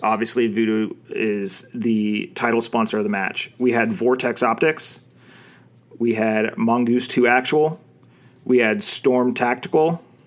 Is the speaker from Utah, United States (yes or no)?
no; Arizona, United States; I'm from Arizona